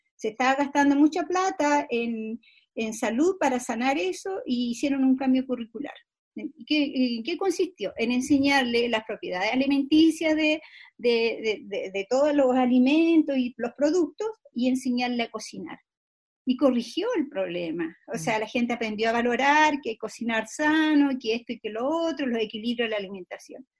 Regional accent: Chile; nosotros como sociedad chilena

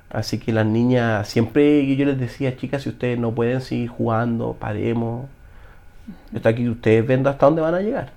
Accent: Chile

